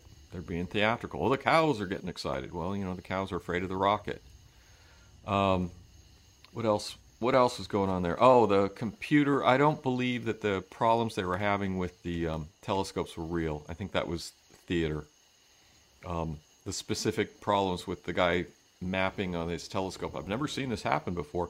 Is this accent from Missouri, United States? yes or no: no; Reno, Nevada, United States; moved away; where we grew up out in California, up in Reno